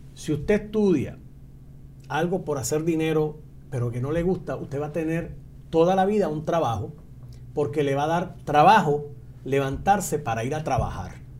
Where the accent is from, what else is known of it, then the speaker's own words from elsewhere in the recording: Utuado, Puerto Rico; en mi pueblo de Utuado